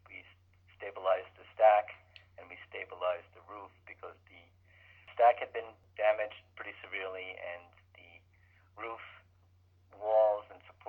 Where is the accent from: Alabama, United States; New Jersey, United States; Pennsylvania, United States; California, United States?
New Jersey, United States; Jersey City; also born or lived in Eldred, New York; Just outside of New York City in Jersey City. That's where I grew up. I went to school at Rutgers and did a lot of my education and hockey and things like that in New Jersey.